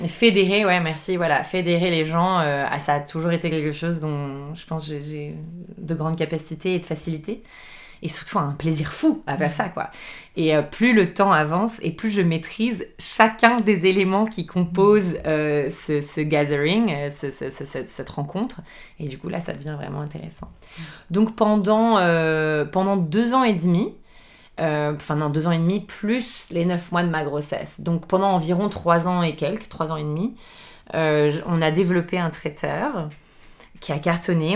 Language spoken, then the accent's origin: French; Boulogne-Billancourt, Île-de-France, France; moved away as an adult; now in Lisbon, Portugal; je suis née en France, euh, à Boulogne-Billancourt. Euh, j'ai grandi dans une, dans une grande maison euh, en banlieue parisienne